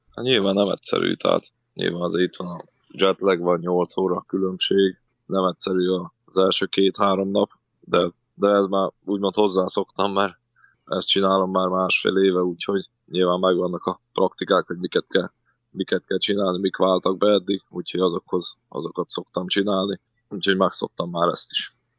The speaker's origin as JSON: {"language": "Hungarian", "town": "Forráskút", "region": "Csongrád-Csanád", "country": "Hungary", "tie": "born or raised there", "also_born_or_lived": "Budapest", "moved": "yes"}